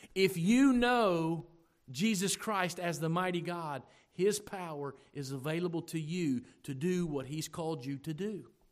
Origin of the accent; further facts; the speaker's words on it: United States; We are so American